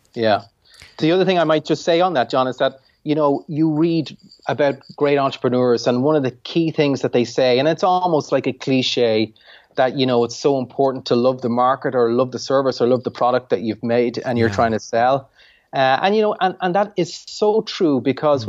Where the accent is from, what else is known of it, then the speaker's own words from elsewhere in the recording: Ireland; I'm an Irish entrepreneur